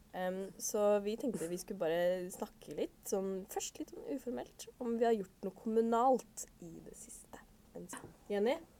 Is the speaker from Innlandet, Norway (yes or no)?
yes; Kongsvinger, Innlandet, Norway; Jeg er fra Kongsvinger kommune